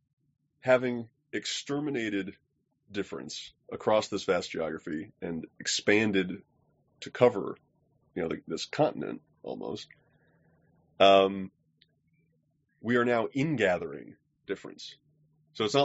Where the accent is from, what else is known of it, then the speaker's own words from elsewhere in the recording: United States; as an American